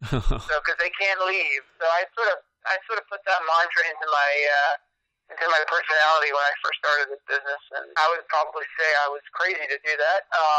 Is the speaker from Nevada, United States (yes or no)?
no; Long Island, New York, United States; I'm originally from New York, Long Island, and then moved back to the city when I was 17 and studied at Lee Strasberg.